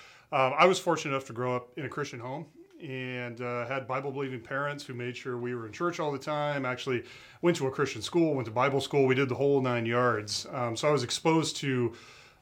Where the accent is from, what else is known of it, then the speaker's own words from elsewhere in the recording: Lincoln, Nebraska, United States; moved away as an adult; now in Iowa, United States; I grew up in Lincoln, Nebraska. We moved over to Iowa 20 years ago for a job.